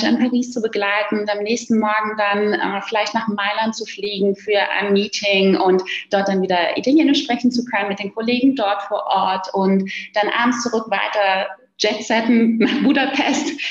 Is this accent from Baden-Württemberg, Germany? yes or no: no; Berlin, Germany; born there; Und jetzt bin ich gebürtige Berlinerin und äh, da kennt man das so noch aus den 90er Jahren mit den Punks vor den U-Bahn-Eingängen